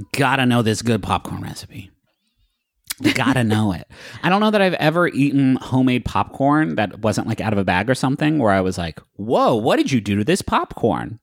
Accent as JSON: {"language": "English", "town": "Huntington", "region": "Appalachia", "country": "United States", "moved": "yes", "said": "I'm from Appalachia"}